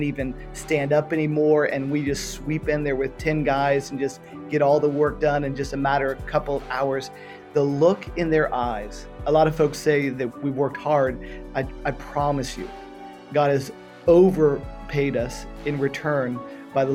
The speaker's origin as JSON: {"language": "English", "town": "Miami", "region": "Florida", "country": "United States", "tie": "born or raised there", "also_born_or_lived": "San Francisco / Western Europe", "moved": "as an adult", "said": "Born and raised in Miami, Florida"}